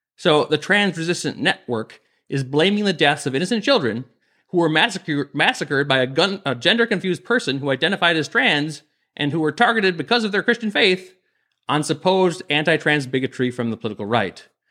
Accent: Minnesota, United States; my home state of Minnesota

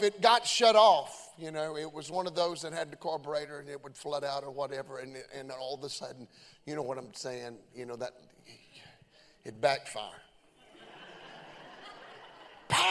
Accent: Beaver Dam, Kentucky, United States; I'm just from Beaver Dam, Kentucky. Grew up in a little old small town.

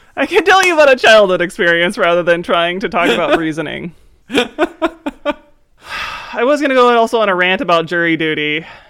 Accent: East Coast, United States; moved away; I grew up on the East Coast

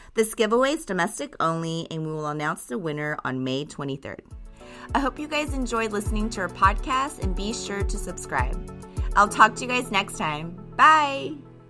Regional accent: Japan; Growing up in Japan, I would always watch my grandmother and aunt take such care of their skin

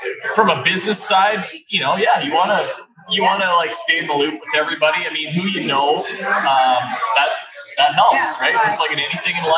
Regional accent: Kenora, Ontario, Canada; I'm from Kenora, Ontario.

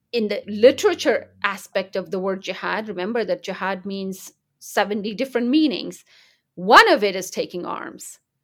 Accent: United States; also born or lived in Kandahar, Afghanistan; my background growing up in America

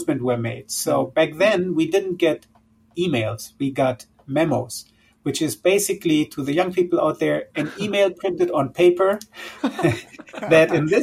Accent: Düsseldorf, North Rhine-Westphalia, Germany; accent: German; English is a second language; moved away as an adult; also born or lived in Hamburg, Germany / Syria (father); the city of Düsseldorf, where I grew up for most of my years

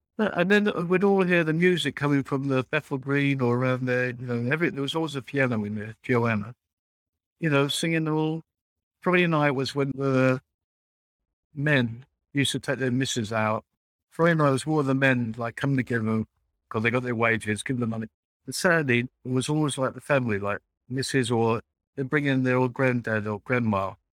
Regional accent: London, United Kingdom; a young man growing up in East End.

